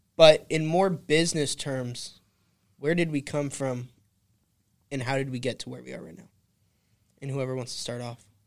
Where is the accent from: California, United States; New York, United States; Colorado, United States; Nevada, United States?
California, United States; I'm a boy from California, born and raised